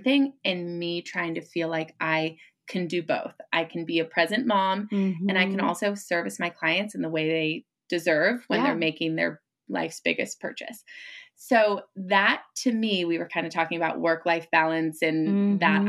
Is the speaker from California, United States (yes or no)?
yes; Marin County, California, United States; I got into real estate growing up in Marin County.